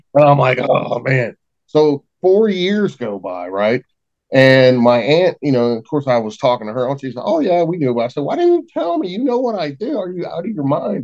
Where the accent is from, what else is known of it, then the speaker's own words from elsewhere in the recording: West Virginia, United States; we're all from West Virginia